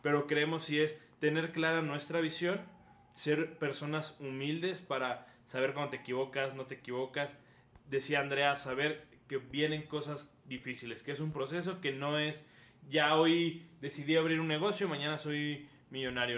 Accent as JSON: {"language": "Spanish", "country": "Mexico", "said": "ser firmes como mexicanos"}